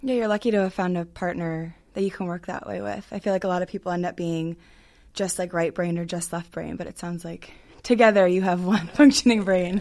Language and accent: English; Hunt Valley, Maryland, United States; we're from the same part of Baltimore, which is Hunt Valley